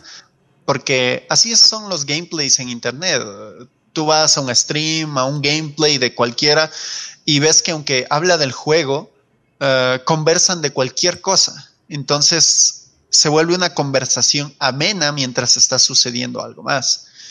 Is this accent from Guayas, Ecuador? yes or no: no; Loja, Ecuador; yo también soy de Loja